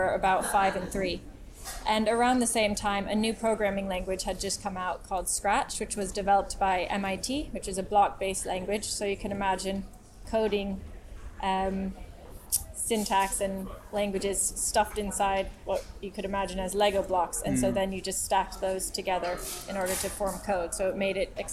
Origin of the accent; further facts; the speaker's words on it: United States; moved away as an adult; now in London, United Kingdom; I'm American